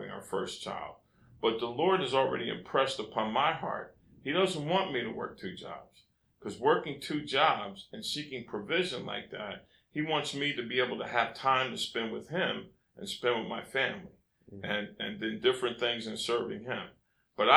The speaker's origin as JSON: {"language": "English", "country": "United States", "tie": "born or raised there", "first_language": "English", "said": "I'm an American. I grew up in America, and I speak English"}